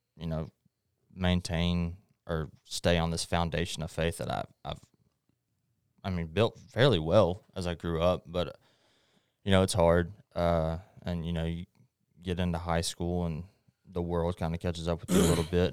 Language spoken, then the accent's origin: English; Longview, Texas, United States; also born or lived in Hallsville; I was born in Longview, obviously, and I, I grew up going to Hallsville